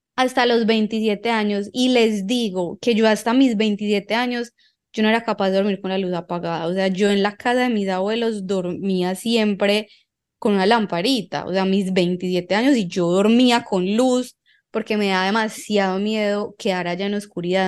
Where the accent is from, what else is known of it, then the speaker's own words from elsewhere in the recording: Envigado, Antioquia, Colombia; yo crecí en Envigado